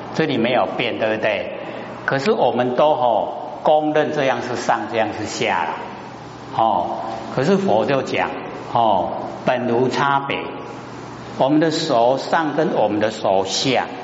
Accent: Taiwan; 我们台湾话

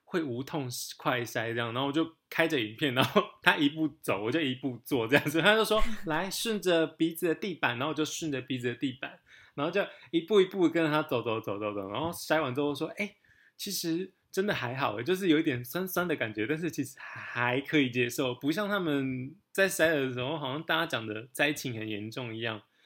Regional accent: Taiwan; 我们就是从小在台湾的思想里面长大的

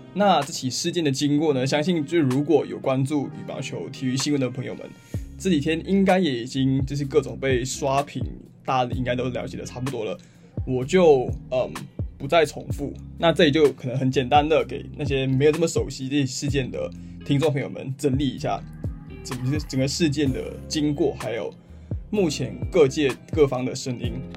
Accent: Malaysia; 我一个马来西亚人

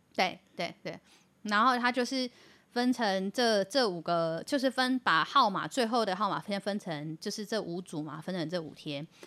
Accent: Taiwan; 我们台湾人

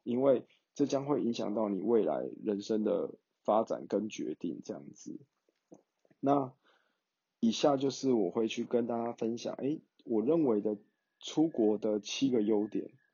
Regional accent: Taiwan; 我来自台湾

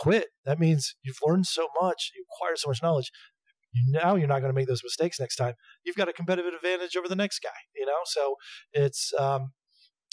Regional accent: Atlanta, Georgia, United States; moved away; also born or lived in New York City, United States; my hometown's Atlanta. So, I recently moved back to Atlanta

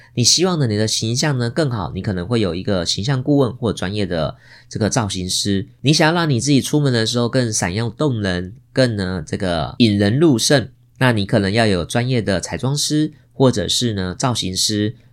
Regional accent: Taiwan; 我们现在出生在台湾这个美丽的地方

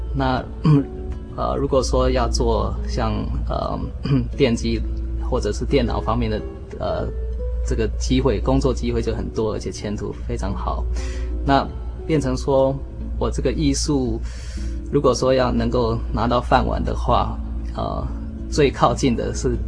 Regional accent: Taiwan; also born or lived in California, United States; now in United States; 回到自己 小时候在，呃，在这里长大的这个国家

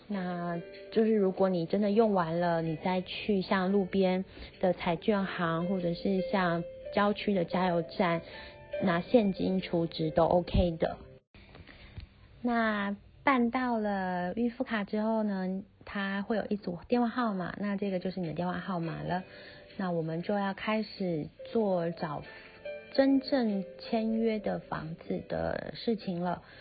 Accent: Taiwan; 我们从台湾来的时候，会先买一张大概一 G、三 G、五 G 不等的网卡，先插在手机上面，这样子你一下飞机才有网络可以用。

